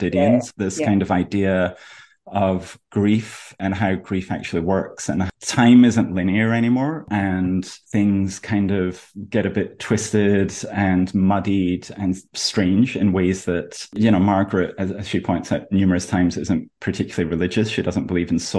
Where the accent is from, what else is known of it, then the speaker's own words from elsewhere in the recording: Scotland, United Kingdom; as a Scottish person